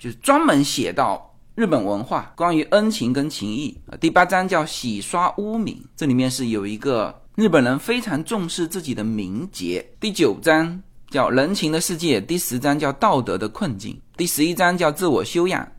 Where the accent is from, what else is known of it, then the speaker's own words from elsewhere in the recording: China; 日本的这些文化实际上是源于我们笼统的叫做东亚文化，其实作为中国人是很好理解的